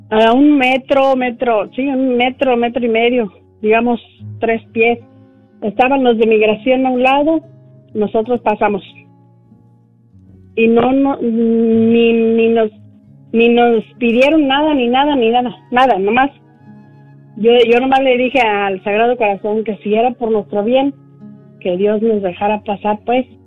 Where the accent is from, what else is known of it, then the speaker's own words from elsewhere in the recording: Mexico; moved away; Pero, pero uno bien señalado cuando yo todavía no tenía mis, mis papeles. Pues me, vine de allá de México